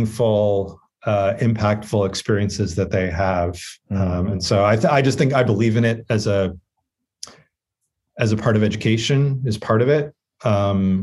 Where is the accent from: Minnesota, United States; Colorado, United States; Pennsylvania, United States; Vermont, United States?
Vermont, United States; I grew up in Vermont